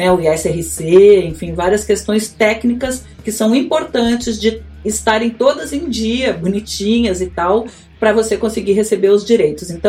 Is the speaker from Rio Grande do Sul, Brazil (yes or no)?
yes; Rio Grande do Sul, Brazil; born there; now in Rio de Janeiro, Brazil; eu sou gaúcha, moro no Rio há quase 30 anos já mas nasci lá e as raízes gritam dentro de mim, né, Dani?